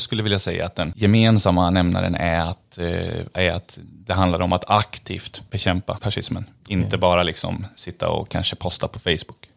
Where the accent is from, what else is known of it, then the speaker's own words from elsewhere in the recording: Eskilstuna, Södermanland, Sweden; jag är från Eskilstuna